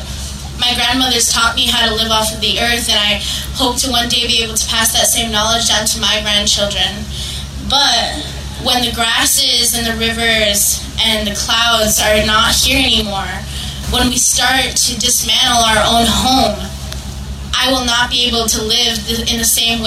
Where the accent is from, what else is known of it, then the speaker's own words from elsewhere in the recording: United States; I'm from the Standing Rock Reservation.